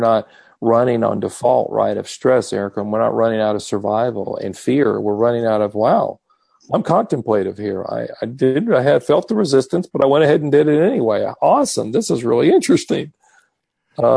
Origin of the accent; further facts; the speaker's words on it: Texas, United States; I am from Texas